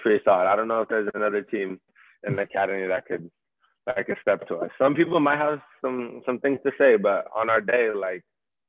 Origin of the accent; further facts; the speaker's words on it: California, United States; now in England; Yeah, so I've never played in academy growing up in the States. So, you know, I just played club growing up all my life. And then when I came to England